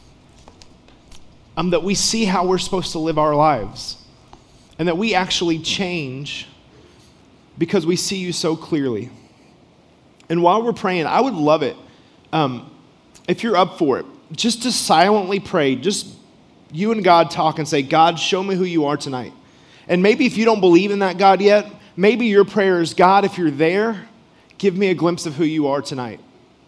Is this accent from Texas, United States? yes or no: yes; Rockwall, Texas, United States; moved away; I am actually from Texas originally.